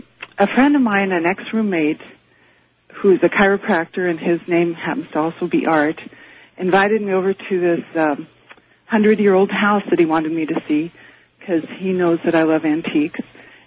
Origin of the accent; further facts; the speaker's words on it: Portland, Oregon, United States; now in Eugene, United States; I'm from Eugene, Oregon.